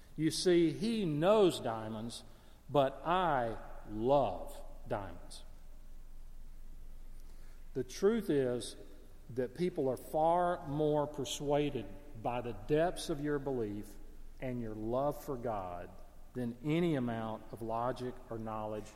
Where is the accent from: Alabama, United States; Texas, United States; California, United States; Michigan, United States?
Alabama, United States; Gadsden; moved away; I'm in my hometown of Gadsden, Alabama